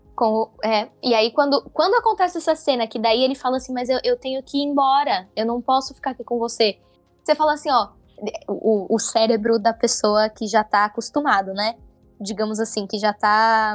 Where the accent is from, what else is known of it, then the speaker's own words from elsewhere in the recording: São Paulo, Brazil; eu sou de São Paulo